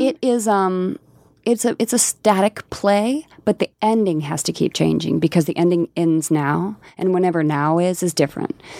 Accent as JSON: {"language": "English", "region": "rural Colorado", "country": "United States", "moved": "yes", "said": "I am from Colorado, and there's a really rural, you know, part of Colorado that I'm from"}